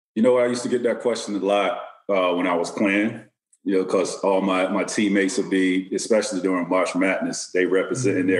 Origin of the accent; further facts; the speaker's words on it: Auburndale, Florida, United States; I grew up in Central Florida